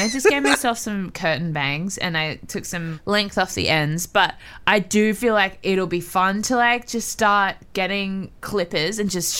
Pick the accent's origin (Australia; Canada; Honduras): Australia